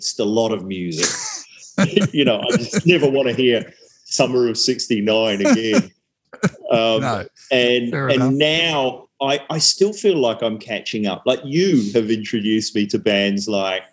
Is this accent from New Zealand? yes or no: yes; New Zealand; now in Australia; growing up in New Zealand